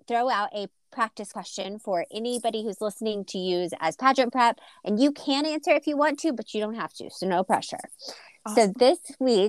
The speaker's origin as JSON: {"language": "English", "region": "Texas", "country": "United States", "tie": "born or raised there", "moved": "as an adult", "lives_now": "North Carolina, United States", "said": "I did grow up on a ranch and we had big cattle tanks, but they were in the ground. I grew up in Texas"}